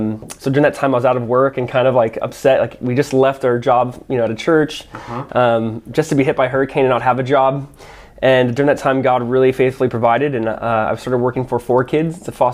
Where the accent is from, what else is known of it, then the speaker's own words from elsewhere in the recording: Southern California, United States; moved away as an adult; now in South Florida, United States; So my wife and I are born and raised in Southern California.